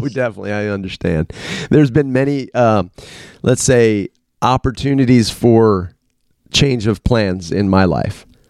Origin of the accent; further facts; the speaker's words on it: Washington, District of Columbia, United States; I grew up in the Washington D.C. area, so I was two hours from the coast.